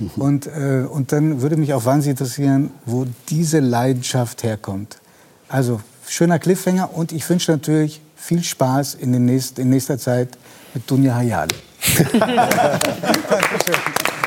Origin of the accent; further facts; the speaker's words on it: Stuttgart area, Baden-Württemberg, Germany; ich komme aus dem Stuttgarter Raum